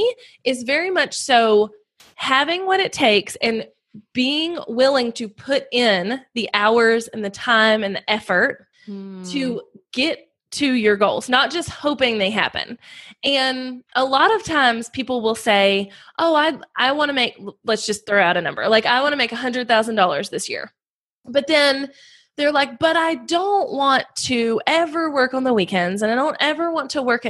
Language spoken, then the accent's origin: English; North Carolina, United States; I'm from North Carolina. I have 2 little boys, and we live on a farm here in North Carolina